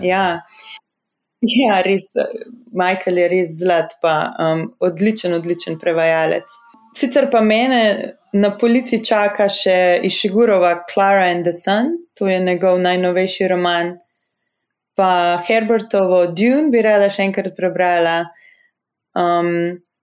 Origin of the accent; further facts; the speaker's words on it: Slovenia; moved away as an adult; also born or lived in Harvard, United States; slovenci, ki smo v tujini